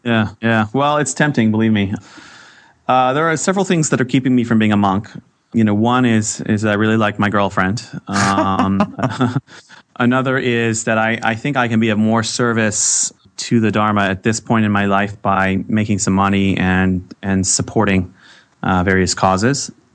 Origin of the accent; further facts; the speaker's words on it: Boston, Massachusetts, United States; when I was a kid growing up in the Boston area